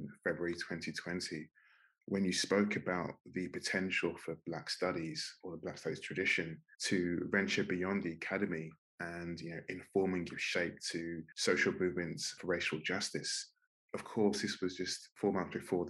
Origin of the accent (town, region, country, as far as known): London, United Kingdom; born or raised there